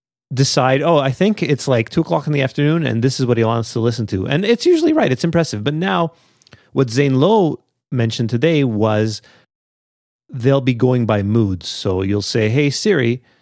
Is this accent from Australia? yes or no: yes; Australia; I'm the guy from Australia, yeah.